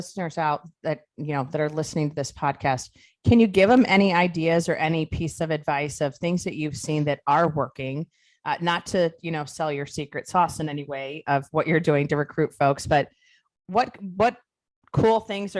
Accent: Ohio, United States; I was going to say, I'm from Ohio, but we spent our summers in Pennsylvania.

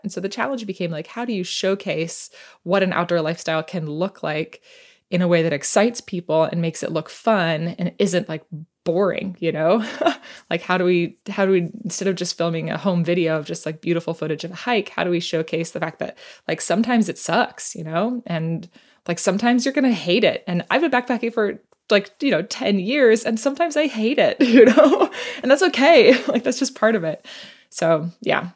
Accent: United States; moved away as an adult; also born or lived in New York City; now in Seattle, United States; I was born and raised right outside Washington, D C

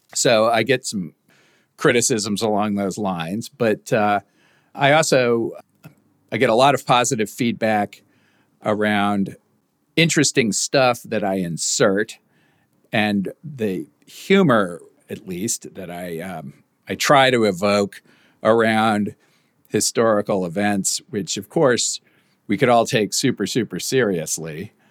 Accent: United States; as an American

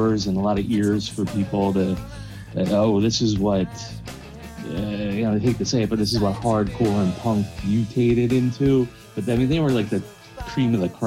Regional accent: New Jersey, United States; I'm from New Jersey

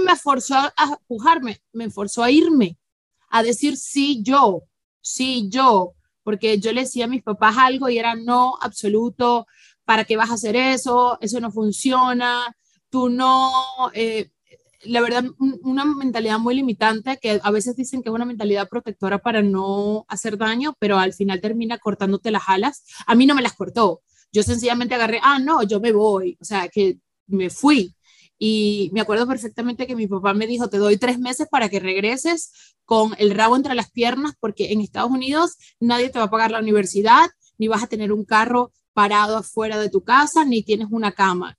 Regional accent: Venezuela; moved away as an adult; todo el mundo espera que las venezolanas seamos unas muñecas

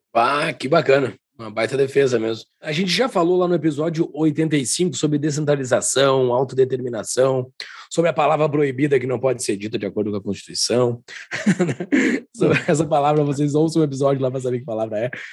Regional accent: Gaúcho, Rio Grande do Sul, Brazil; como um bom gaúcho

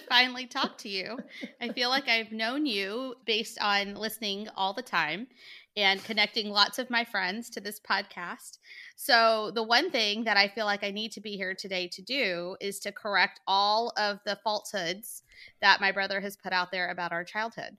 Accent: Montgomery, Alabama, United States; I, too, am from Montgomery, Alabama. Born and raised.

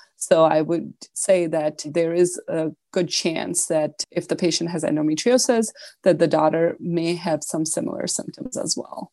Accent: Buffalo, New York, United States; I am from Buffalo

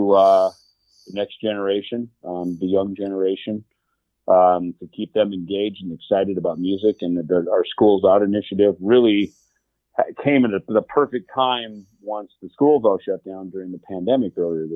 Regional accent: Jackson, Minnesota, United States; moved away; around Jackson, Minnesota, my hometown

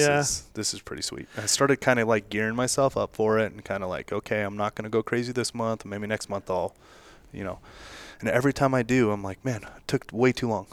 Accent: Las Vegas, Nevada, United States; So I'm from the gaming, and I'm born and raised in Las Vegas, from the gaming industry, obviously.

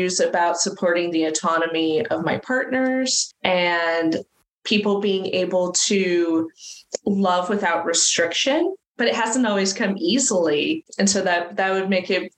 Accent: California, United States; I grew up in California. But not fun liberal California

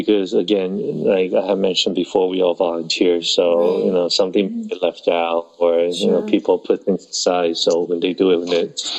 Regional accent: Taiwan; born there; Yeah, I was born in Taiwan.

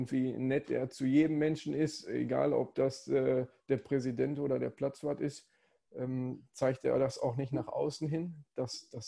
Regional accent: Essen, North Rhine-Westphalia, Germany; De deswegen bin ich auch direkt äh, an der Hafenstraße

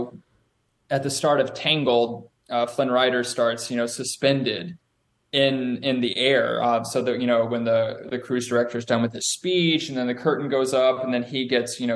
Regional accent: Durham, North Carolina, United States; moved away as an adult; also born or lived in Ohio / New York; I was born in North Carolina

